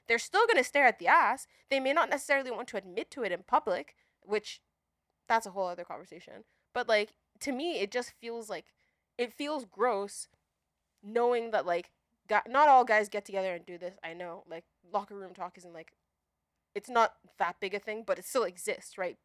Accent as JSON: {"language": "English", "country": "Nigeria", "tie": "born or raised there", "moved": "yes", "lives_now": "United States", "said": "growing up in Nigeria"}